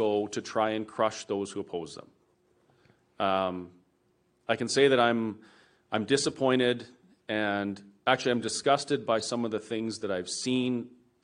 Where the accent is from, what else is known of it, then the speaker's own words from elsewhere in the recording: Alberta, Canada; as a Canadian and as an Albertan